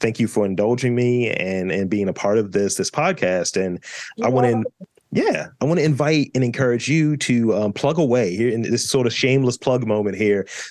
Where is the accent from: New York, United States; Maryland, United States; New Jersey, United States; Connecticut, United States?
Maryland, United States; Baltimore; I'm from Baltimore.